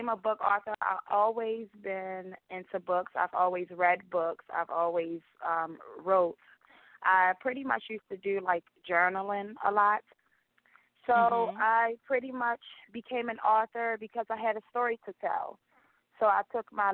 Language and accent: English; Baltimore, Maryland, United States; now in Columbia, United States; Growing up in Baltimore, where I had to face many daily challenges.